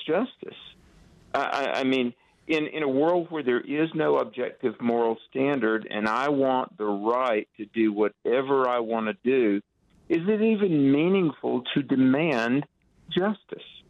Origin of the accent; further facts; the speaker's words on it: North Carolina, United States; in my home state of North Carolina